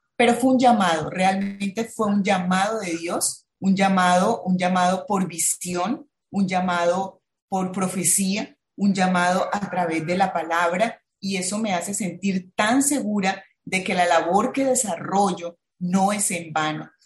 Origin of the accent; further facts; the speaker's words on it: Bucaramanga, Santander, Colombia; now in Barranquilla, Colombia; soy de Bucaramanga